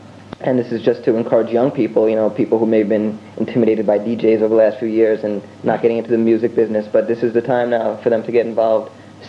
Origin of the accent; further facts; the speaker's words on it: United States; me as a young person growing up in America